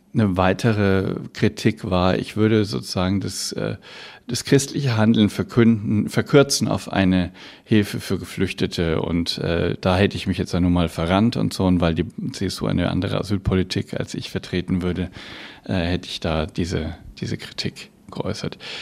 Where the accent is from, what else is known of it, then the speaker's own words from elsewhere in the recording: Bavaria, Germany; bei uns in Bayern